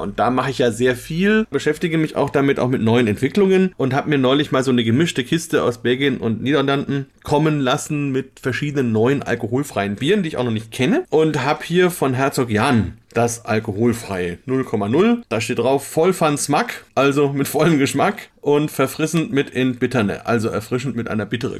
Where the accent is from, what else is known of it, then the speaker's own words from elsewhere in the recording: Bamberg, Bavaria, Germany; Bamberger wie uns